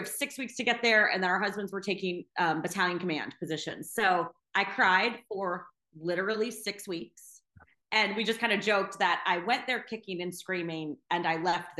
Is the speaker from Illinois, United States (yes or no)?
no; Florida, United States; moved away; also born or lived in Alaska; I'm from Florida.